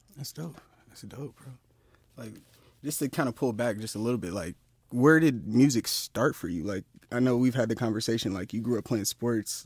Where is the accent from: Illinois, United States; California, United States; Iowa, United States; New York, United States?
California, United States; Inland Empire; we from r, the Inland Empire